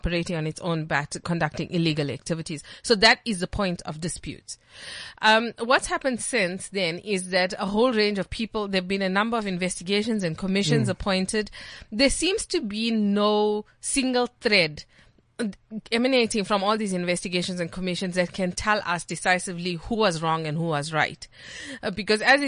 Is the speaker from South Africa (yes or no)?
yes; Dannhauser, KwaZulu-Natal, South Africa; moved away; I'm from Dannhauser. It's like the smallest dot on the South African map